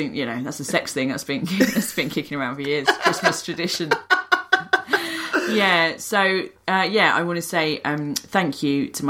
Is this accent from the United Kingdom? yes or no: yes; England, United Kingdom; I'm quite English about that sort of thing.